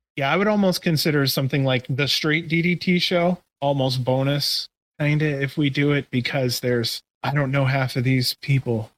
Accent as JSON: {"language": "English", "town": "Canton", "region": "Ohio", "country": "United States", "also_born_or_lived": "Cleveland, Ohio", "said": "I'm a Cleveland guy. I'm originally from the Canton area."}